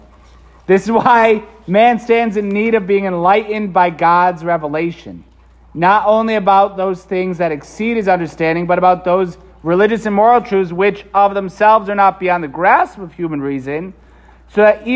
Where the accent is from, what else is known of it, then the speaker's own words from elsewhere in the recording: Waterbury, Connecticut, United States; also born or lived in Philadelphia / Rome; now in New Britain, United States; I was born in Waterbury. I went to Holy Cross High School in Waterbury